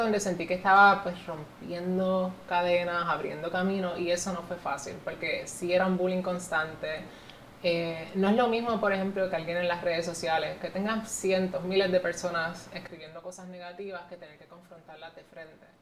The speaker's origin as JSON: {"language": "Spanish", "country": "Puerto Rico", "said": "yo estoy ahora mismo haciendo historia en mi país"}